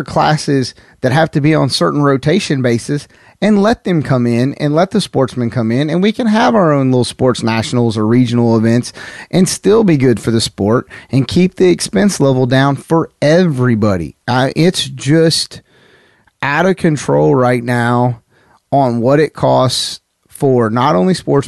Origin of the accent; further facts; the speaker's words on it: the South, United States; I'm from the South.